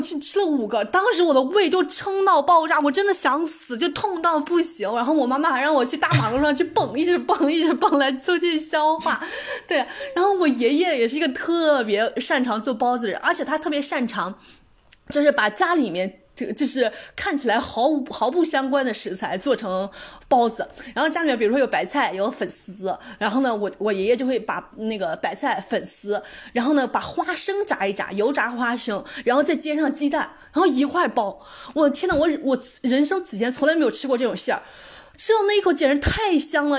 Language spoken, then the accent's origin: Chinese; Anhui, China; now in Netherlands; 我们家乡的美食，这也是个主食， 安徽牛肉拌面